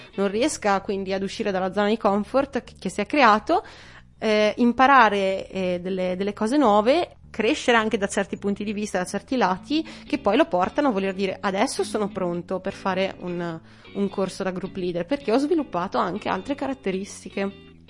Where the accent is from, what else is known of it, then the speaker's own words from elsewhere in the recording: Feltre, Veneto, Italy; ho 28 anni, vengo da Feltre